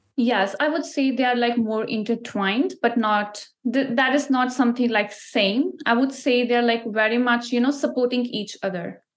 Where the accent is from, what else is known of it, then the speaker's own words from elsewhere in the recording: Ludhiana, Punjab, India; moved away as an adult; now in Canada; I'm from Ludhiana, which is a city in Punjab. So Punjab is like a province, as we call here in Canada. There we call state. So Punjab is a state in India. So that's where I'm from. That's where I grew up and I was born there